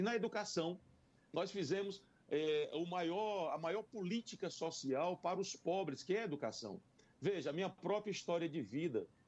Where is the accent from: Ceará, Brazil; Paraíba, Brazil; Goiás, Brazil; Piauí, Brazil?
Piauí, Brazil; Parnaíba; also born or lived in São Luís, Maranhão; now in Teresina, Brazil; Então me criei de fato na cidade de Parnaíba e com em 1973, há 46 anos atrás, eu vim para Teresina